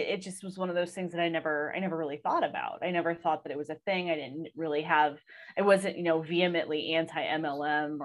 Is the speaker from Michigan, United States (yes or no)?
no; Ohio, United States; I'm from Ohio. So like Longa Burger baskets were a huge thing when I was growing up